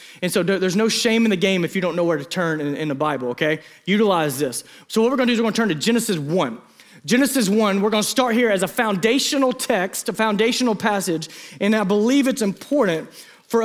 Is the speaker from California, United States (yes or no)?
no; Eastern Arkansas, United States; growing up in Eastern Arkansas